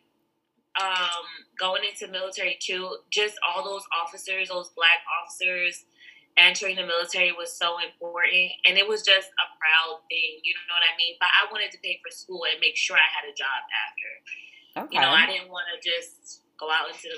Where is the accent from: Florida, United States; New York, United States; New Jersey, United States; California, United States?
New Jersey, United States; Jersey City; now in Warner Robins, United States; I am from Jersey City, New Jersey. So I am from up north.